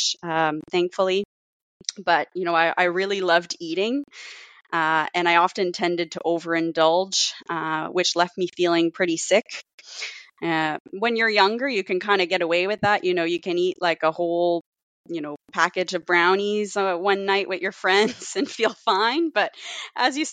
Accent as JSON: {"language": "English", "area": "Cape Breton", "region": "Nova Scotia", "country": "Canada", "tie": "born or raised there", "moved": "yes", "said": "growing up in Cape Breton"}